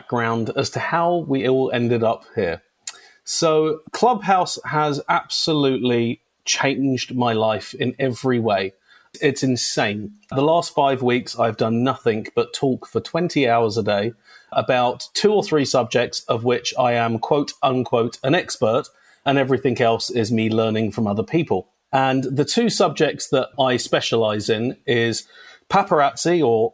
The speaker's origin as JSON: {"language": "English", "region": "London", "country": "United Kingdom", "tie": "born or raised there", "moved": "as an adult", "lives_now": "Los Angeles, United States", "said": "I was born in London, England, to a very, very nice couple called Hazel and Lloyd"}